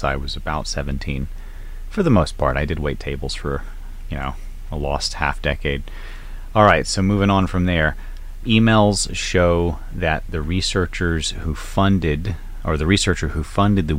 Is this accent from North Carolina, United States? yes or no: yes; North Carolina, United States; moved away; back home in my home state of North Carolina